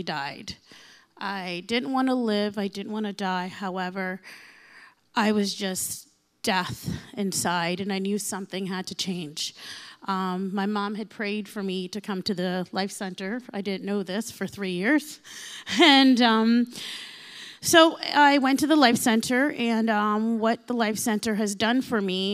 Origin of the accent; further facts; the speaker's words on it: Windsor, Ontario, Canada; I'm from Windsor.